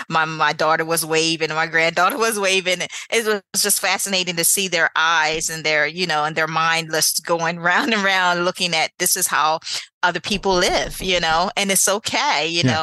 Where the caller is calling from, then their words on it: Eastern Shore, Maryland, United States; I'm calling from the Eastern Shore. I'm calling from Maryland. Mm-hmm. I'm about maybe 15, 20 minutes away from Ocean City, Maryland, the beaches, Chincoteague. We call our area the Eastern Shore.